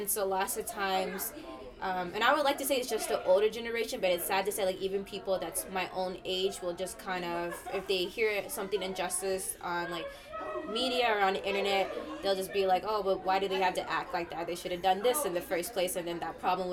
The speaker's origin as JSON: {"language": "English", "town": "Dallas", "region": "Texas", "country": "United States", "tie": "born or raised there", "said": "I was born and raised in Dallas, Texas"}